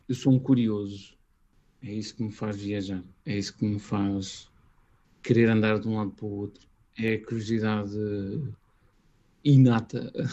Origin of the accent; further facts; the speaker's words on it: Portugal; also born or lived in Brazil / Northern Europe; a familiaridade de estar a falar português, conhecer a minha terra